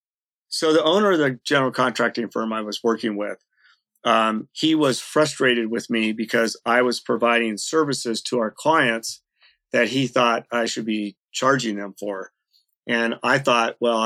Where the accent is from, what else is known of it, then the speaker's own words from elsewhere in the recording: California, United States; moved away as an adult; also born or lived in Washington; now in Seattle-Tacoma area, United States; I grew up in California. I came up from California to the University of Washington